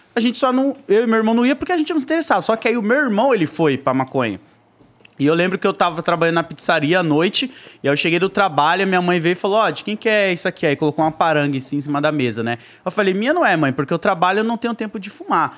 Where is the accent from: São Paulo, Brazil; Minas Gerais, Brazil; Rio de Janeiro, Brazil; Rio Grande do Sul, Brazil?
São Paulo, Brazil; Zona Leste; Eu fui criado ali na Zona Leste, na Coab 2